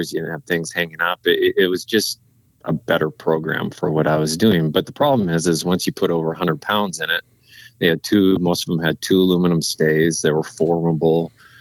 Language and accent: English; Montana, United States; also born or lived in Alaska; I was born and raised here in Montana